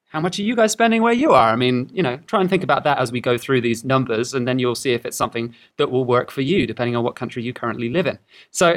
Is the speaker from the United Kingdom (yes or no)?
no; Australia; moved away as an adult; we come from Australia originally